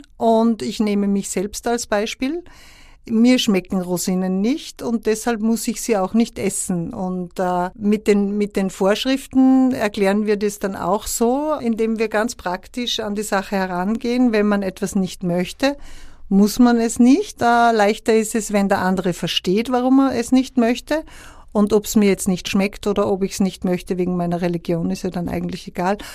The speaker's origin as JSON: {"language": "German", "region": "Upper Austria", "country": "Austria", "said": "auch auf Oberösterreichisch, wo ich herkomme"}